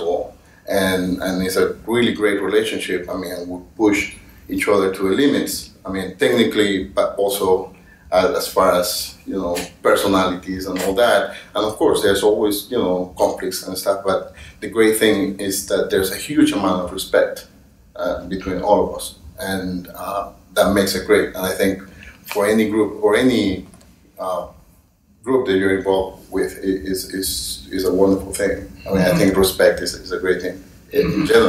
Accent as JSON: {"language": "English", "country": "Venezuela", "tie": "born or raised there", "also_born_or_lived": "Caracas", "moved": "as an adult", "lives_now": "New York, United States", "said": "I am from Venezuela originally"}